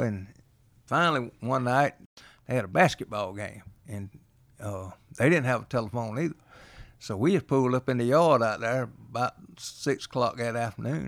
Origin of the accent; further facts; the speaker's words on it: Reynolds, United States; I grew up in Reynolds